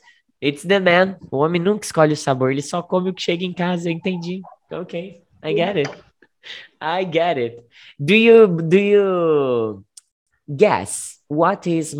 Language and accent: English; Southeast Brazil, Brazil; English is a second language; I am from Southeast.